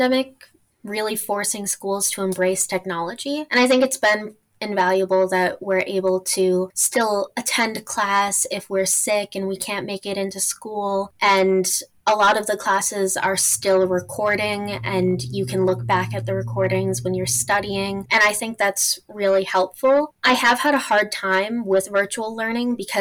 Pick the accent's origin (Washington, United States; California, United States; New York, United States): New York, United States; Utica; moved away as an adult; now in Albany, United States; I'm from Utica.